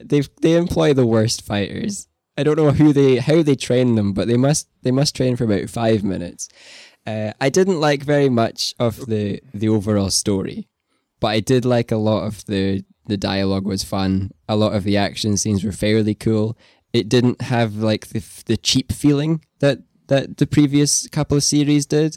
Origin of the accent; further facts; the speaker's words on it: Scotland, United Kingdom; You and I both being, uh, Scottish, me more than you